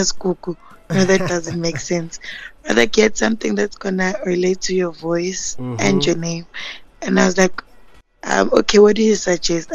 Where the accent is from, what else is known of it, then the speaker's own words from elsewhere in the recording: Soweto, Gauteng, South Africa; I grew up in Soweto